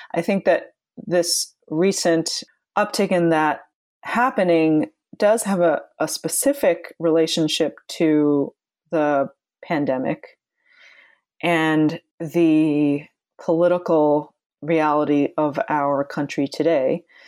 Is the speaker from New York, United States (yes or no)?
yes; Long Island, New York, United States; also born or lived in Flushing, Queens, New York; I was born in Flushing, and then we moved when I was school age to Long Island